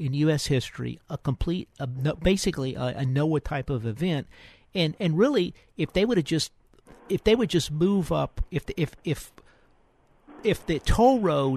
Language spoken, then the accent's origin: English; Jefferson Parish, Louisiana, United States; now in Houston, United States; I grew up in Jefferson Parish